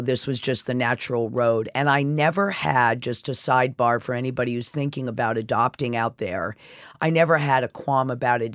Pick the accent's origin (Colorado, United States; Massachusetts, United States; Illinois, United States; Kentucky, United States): Massachusetts, United States; Sherborn; also born or lived in Cleveland, Ohio; now in New York City, United States; I was raised in Sherburne, Massachusetts